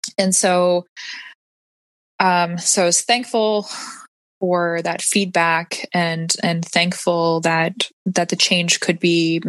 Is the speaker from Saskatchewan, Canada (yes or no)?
yes; Saskatoon, Saskatchewan, Canada; I had a sewing studio where I was born and raised in Saskatoon